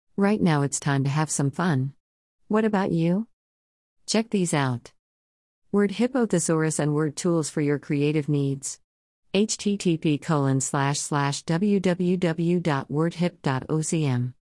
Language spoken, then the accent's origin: English; New York City, New York, United States; moved away as an adult; also born or lived in Orlando, Florida; I grew up in Brooklyn, New York